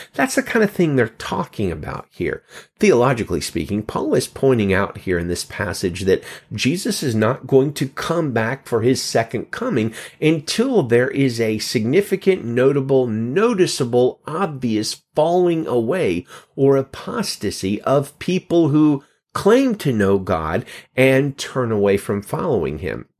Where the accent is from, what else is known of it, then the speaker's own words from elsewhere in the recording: Alabama, United States; moved away as an adult; now in California, United States; I come from the Bible Belt, live in California now. I've lived here over three years, but I was born in Alabama and lived in Alabama most of my life.